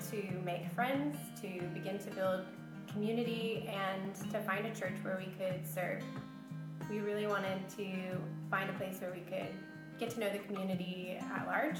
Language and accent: English; Portland, Oregon, United States; now in South Africa; I'm from Portland, Oregon in the US.